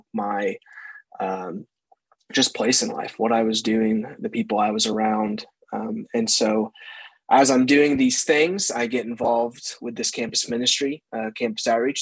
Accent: Carterville, Illinois, United States; I grew up in Carterville, Illinois, right next to where you pastor. It's a small town in Southern Illinois. I grew up there my entire life

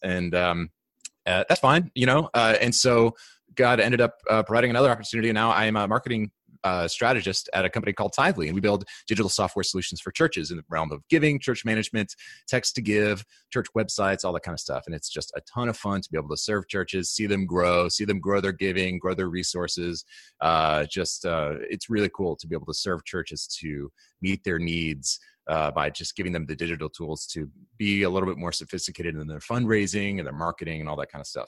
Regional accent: New York, United States; I grew up in New York.

